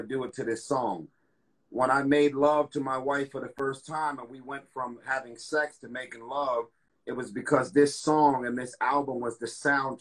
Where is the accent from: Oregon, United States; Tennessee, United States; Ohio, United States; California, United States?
California, United States; Los Angeles; I grew up in South Central LA Watts